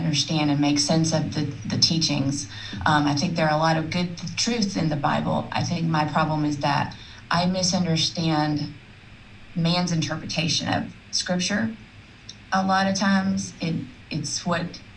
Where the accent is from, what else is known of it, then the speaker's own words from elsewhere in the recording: South Alabama, United States; where I grew up in South Alabama